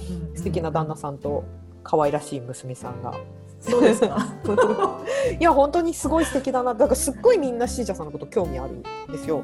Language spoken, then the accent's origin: Japanese; Hokkaido, Japan; moved away; 北海道出身だから、自然で育ってきた子だから。